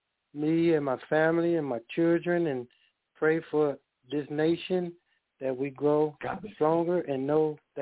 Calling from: Dallas, Texas, United States; I'm calling from Dallas, Texas. I'm on a different time zone

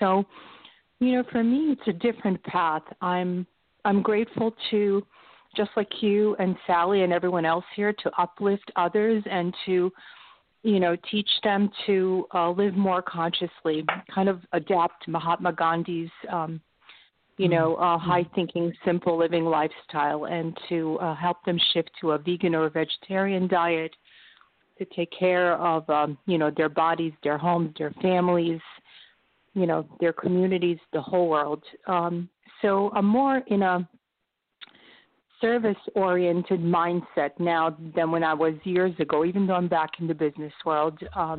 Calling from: Palo Alto, California, United States; from Palo Alto, California. So happy to be here with you.

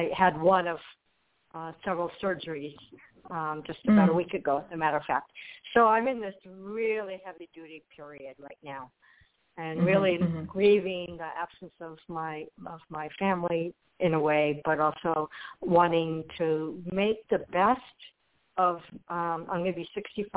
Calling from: Florida, United States; I'm calling from Florida

